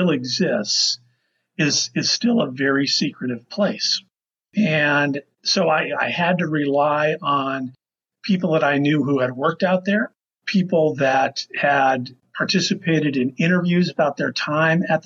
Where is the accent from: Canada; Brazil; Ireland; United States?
United States; Las Vegas, Nevada; I grew up in Las Vegas for the most part